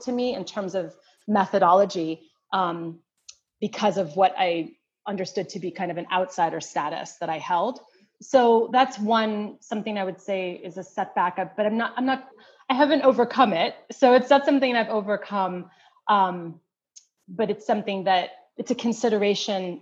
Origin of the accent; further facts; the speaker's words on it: United States; I'm an African-American woman, you know, from a mixed race background.